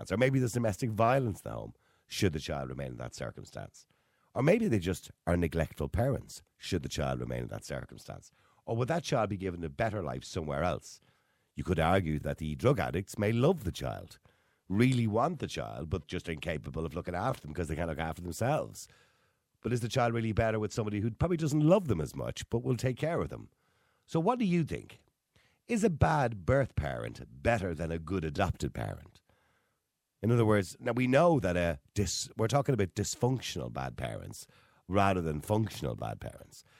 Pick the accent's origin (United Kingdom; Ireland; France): Ireland; as Irish people